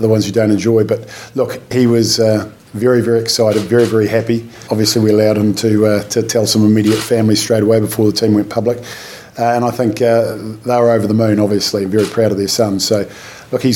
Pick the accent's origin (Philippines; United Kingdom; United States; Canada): United Kingdom; Wales; a Welsh person